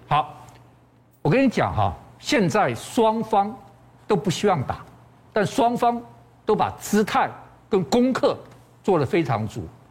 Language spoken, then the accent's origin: Chinese; Taiwan; 我们台湾人